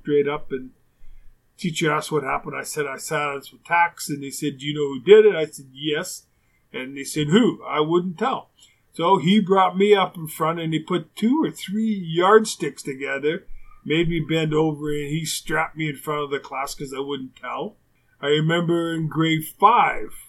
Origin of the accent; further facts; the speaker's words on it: Winnipeg, Manitoba, Canada; I've had a few teachers like that growing up in Winnipeg